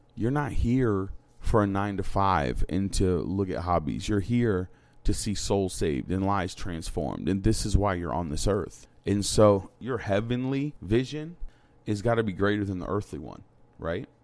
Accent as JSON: {"language": "English", "town": "New London", "region": "Connecticut", "country": "United States", "tie": "born or raised there", "said": "I was born in New London. Like, this is my city. Like, this is where I came from."}